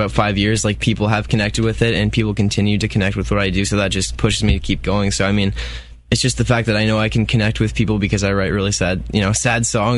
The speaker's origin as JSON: {"language": "English", "town": "Lindsay", "region": "Ontario", "country": "Canada", "said": "I'm from Lindsay, Ontario"}